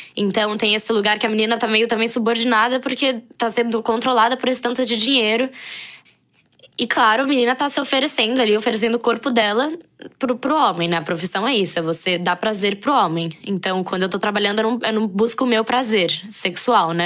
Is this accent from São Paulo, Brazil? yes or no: yes; São Paulo, Brazil; also born or lived in Brasília; nasci em Brasília, morei em São Paulo desde os 5 anos, é, moro em São Paulo atualmente